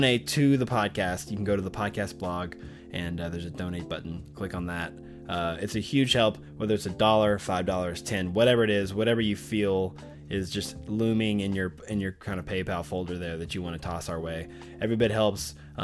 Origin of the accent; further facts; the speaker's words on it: Arkadelphia, Arkansas, United States; Arkadelphia, Arkansas, my hometown, small town